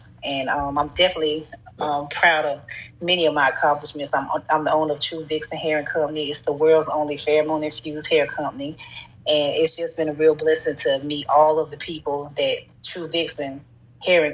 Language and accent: English; North Carolina, United States; moved away as an adult; also born or lived in Montgomery, Alabama / Chicago; I'm originally from North Carolina